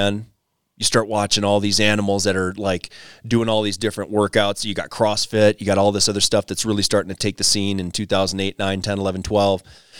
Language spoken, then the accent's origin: English; Wisconsin, United States; moved away as an adult; now in Colorado, United States; You know, coming from the Midwest, wife and I moved out here to Colorado from Wisconsin in 2013 and brought two kids with us